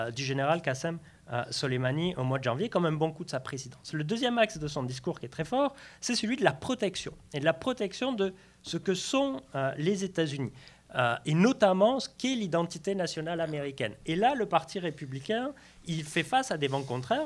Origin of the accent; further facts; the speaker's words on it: Lourdes, Occitania, France; J'ai grandi à Lourdes